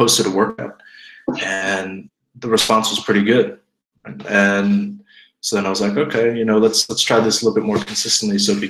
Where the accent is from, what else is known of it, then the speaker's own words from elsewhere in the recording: United States; moved away as an adult; also born or lived in Zweibrücken, Germany; now in Bavaria, Germany; moved to the States, and then basically grew up in America